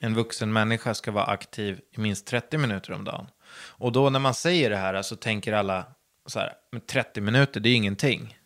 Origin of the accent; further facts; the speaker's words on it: Södertälje, Stockholm County, Sweden; jag är uppvuxen på landet utanför Södertälje